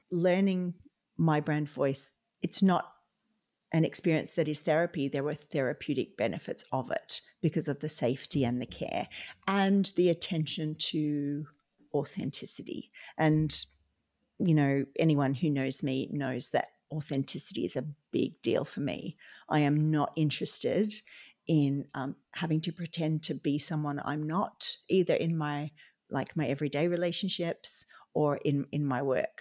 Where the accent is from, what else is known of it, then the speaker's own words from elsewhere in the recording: Australia; now in Ireland; I'm an Australian occupational therapist living in Ireland